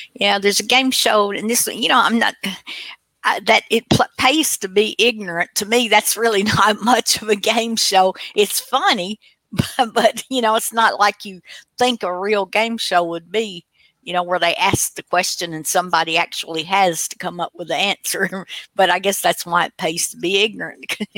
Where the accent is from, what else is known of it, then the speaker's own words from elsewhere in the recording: Tennessee, United States; I'm from Tennessee